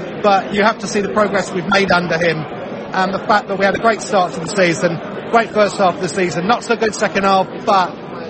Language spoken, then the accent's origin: English; Harpenden, East of England, United Kingdom; My parents are from Iran, but I grew up born and bred in Harpenden.